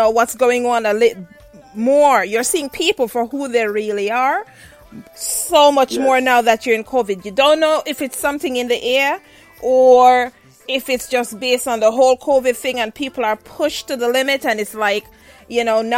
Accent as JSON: {"language": "English", "country": "Jamaica", "said": "I'm Jamaican"}